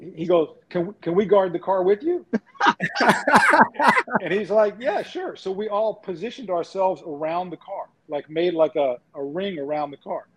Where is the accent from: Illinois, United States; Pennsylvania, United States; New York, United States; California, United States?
New York, United States; every kid growing up in New York